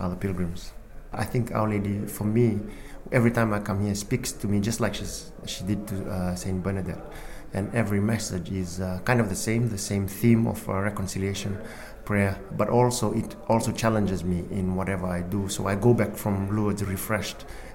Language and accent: English; Fiji; moved away; I was born in Fiji, hence the name